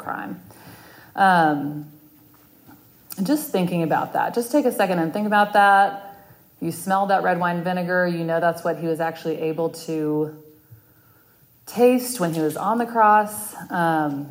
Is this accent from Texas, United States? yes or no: yes; Texas, United States; moved away as an adult; also born or lived in Winston-Salem, North Carolina / Colorado / Washington, D.C. / Dallas, Texas; now in Charlotte, United States; I was born and raised in Texas